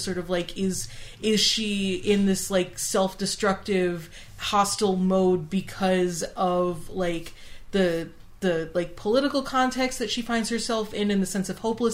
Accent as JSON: {"language": "English", "country": "United States", "said": "as an American"}